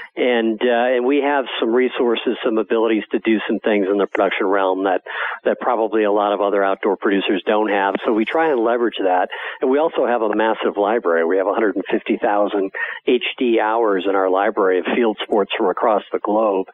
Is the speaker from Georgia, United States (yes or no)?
no; Wisconsin, United States; When I grew up in Wisconsin as a as a farm kid